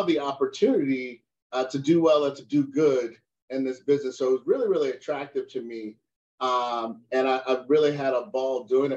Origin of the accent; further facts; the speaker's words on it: United States; I'm an American, right? Proud of the USA